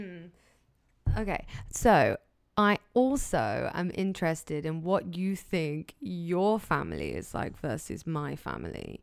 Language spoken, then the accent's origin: English; England, United Kingdom; I'm English.